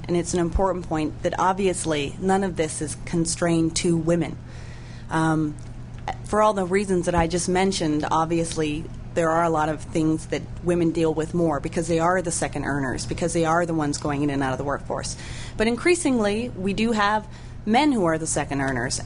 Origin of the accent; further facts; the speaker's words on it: Oregon, United States; Oregon, my home state